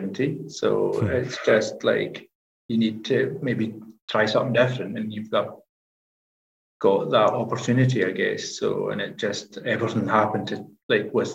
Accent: Scotland, United Kingdom; moved away; I'm the tutor from the islands

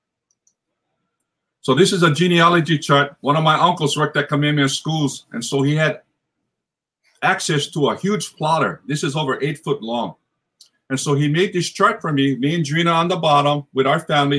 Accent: Hawaii, United States; I'm from Hawaii

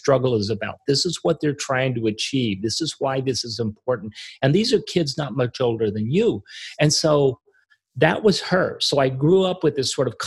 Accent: Arkansas, United States; I grew up in Arkansas.

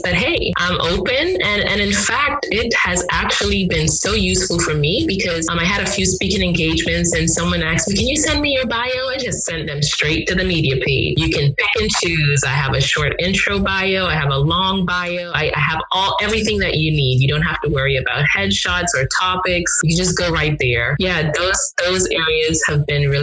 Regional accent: Grand Bahama, Bahamas; also born or lived in Nigeria; now in Atlanta, United States; my hometown in Grand Bahama

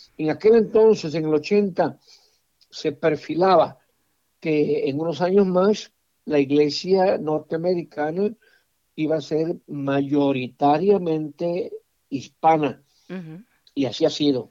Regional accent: Puerto Rico; moved away as an adult; also born or lived in Cleveland, Ohio / Washington, D.C.; Yo fui párroco en mi tierra puertorriqueña

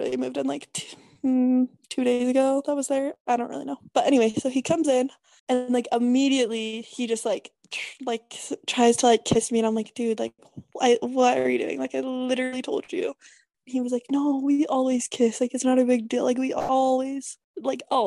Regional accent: Colorado, United States; moved away as an adult; now in Utah, United States; I'm from Colorado.

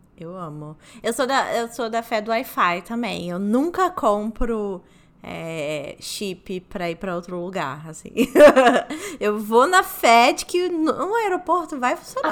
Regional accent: Rio de Janeiro, Brazil; Eu sou do Rio de Janeiro

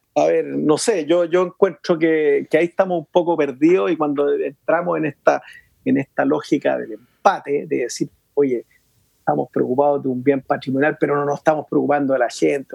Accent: Chile; como chileno, la verdad que yo amo mi tierra

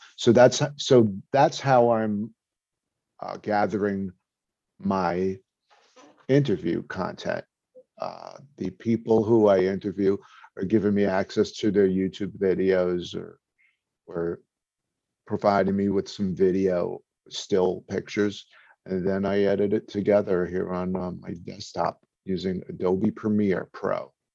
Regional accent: New York City, New York, United States; now in New Jersey, United States; I'm from Brooklyn, but I'm actually in New Jersey now

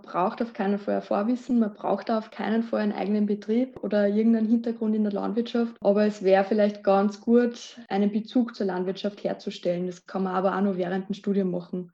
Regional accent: Lower Austria, Austria; moved away as an adult; now in Vienna, Austria; ich komme aus Niederösterreich.

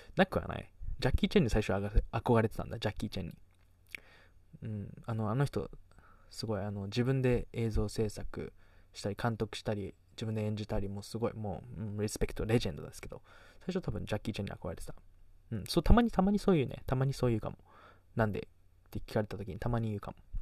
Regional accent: Kagoshima, Japan; accent: Kagoshima dialect; also born or lived in Las Vegas, United States / Canada; 小中高鹿児島で育ってきて

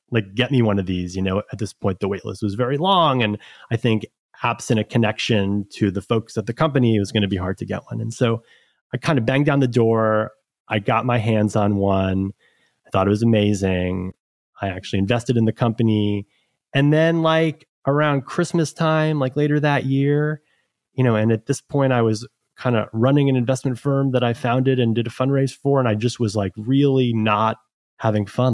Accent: New York City, New York, United States; I'm from New York originally. I've been here actually my entire life, including school.

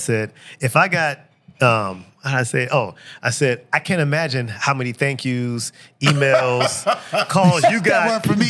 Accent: Robbins, Illinois, United States; born or raised there; moved away as an adult; also born or lived in Harvey, Illinois / Chicago, Illinois

